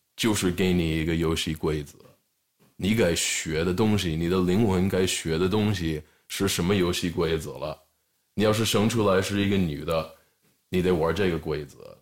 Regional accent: Los Angeles, California, United States; 我是在洛杉矶这边长大

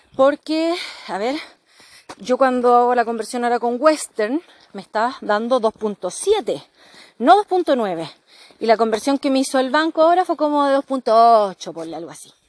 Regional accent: Chile

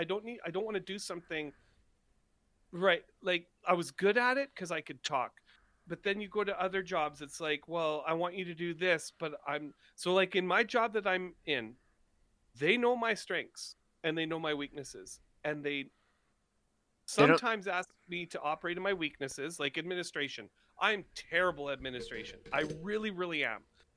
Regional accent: Scotland, United Kingdom; I'm Scottish, man.

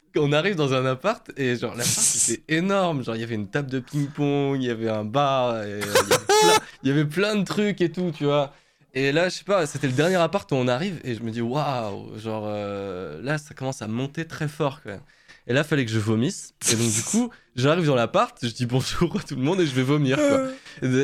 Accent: Moselle, Grand Est, France; on vient de Moselle

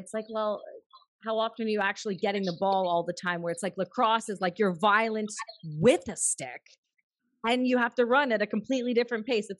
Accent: Canada; I'm Canadian

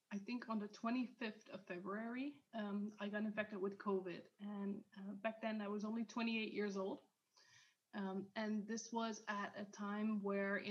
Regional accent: Netherlands; in my country, I'm from the Netherlands

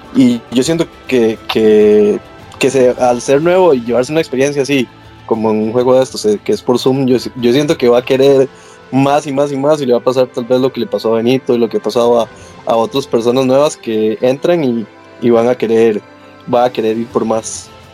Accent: Costa Rica; como Tico

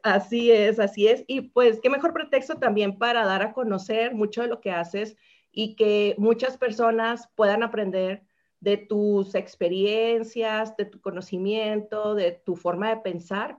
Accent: Sinaloa, Mexico; somos paisanas originarias de Sinaloa

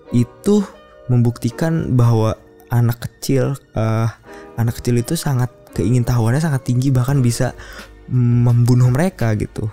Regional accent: Bekasi, West Java, Indonesia; moved away as an adult; also born or lived in Yogyakarta; gue dari Bekasi gitu gue sekolah SMA di sekolah yang cukup oke oke okay, bahkan mungkinnya di tingkat Bekasi

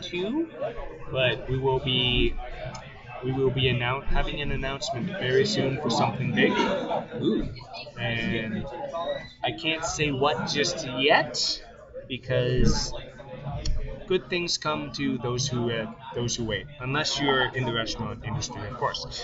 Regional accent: Guelph, Ontario, Canada; I'm originally from Guelph

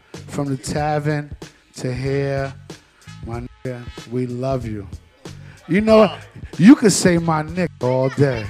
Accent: New York City, New York, United States; I'm from Flushing. I'm from Flushing.

